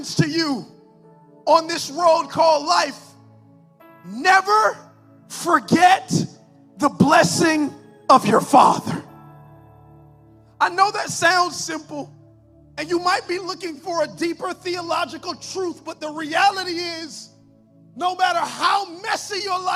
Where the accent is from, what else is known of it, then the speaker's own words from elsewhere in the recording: Miami Gardens, Florida, United States; I'm a pastor, but I come from Carroll City